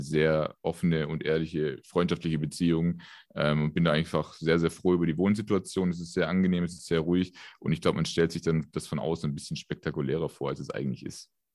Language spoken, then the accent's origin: German; Ludwigsburg, Baden-Württemberg, Germany; also born or lived in Stuttgart; ich bin ähm, gar nicht so weit her in Stuttgart geboren. Ähm, vor den Toren Ludwigsburgs bin ich groß geworden.